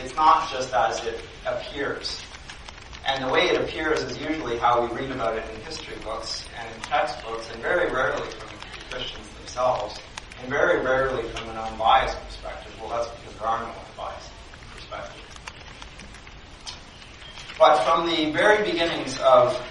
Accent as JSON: {"language": "English", "country": "Canada", "tie": "born or raised there", "said": "I grew up in Canada"}